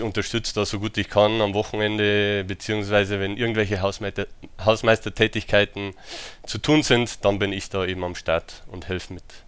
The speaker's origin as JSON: {"language": "German", "country": "Germany", "tie": "born or raised there", "also_born_or_lived": "United States", "said": "ich bin in den USA geboren. Äh, meine Mutter ist Amerikanerin äh, und mit drei Jahren bin ich dann nach Deutschland gekommen"}